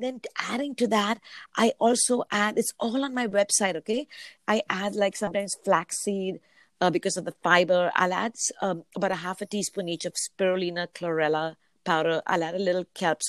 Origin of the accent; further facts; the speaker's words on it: Mumbai, Maharashtra, India; now in Vancouver, Canada; the state is north of where I come from, which is Bombay. Oh, yeah. I am originally from India